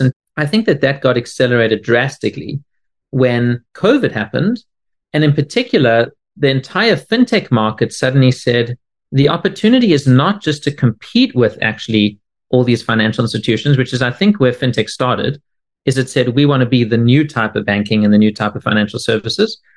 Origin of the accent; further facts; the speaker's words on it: South Africa; now in Boston, United States; I'm originally from South Africa, although I now live in Boston